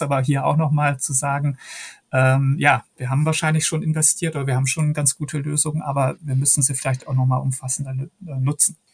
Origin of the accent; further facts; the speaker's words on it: Hagen, North Rhine-Westphalia, Germany; moved away; Ich stamme ja aus Hagen in Westfalen